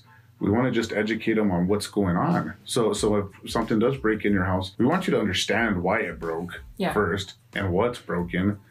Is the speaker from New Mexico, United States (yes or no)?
yes; Albuquerque, New Mexico, United States; I grew up here in Albuquerque, New Mexico. I've lived here my entire life